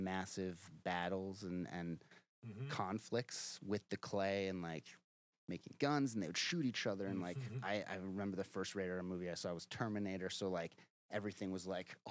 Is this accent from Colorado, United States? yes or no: yes; Denver, Colorado, United States; moved away as an adult; now in Los Angeles, United States; I am from Denver, Colorado